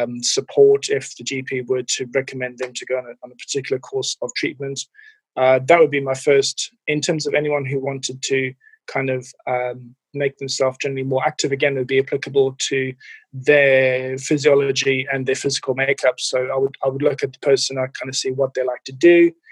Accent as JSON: {"language": "English", "town": "Cape Town", "region": "Western Cape", "country": "South Africa", "moved": "yes", "lives_now": "United Kingdom", "said": "Yeah, so I'm originally from South Africa, from Cape Town. And yeah, been in the UK since about the early 2000s."}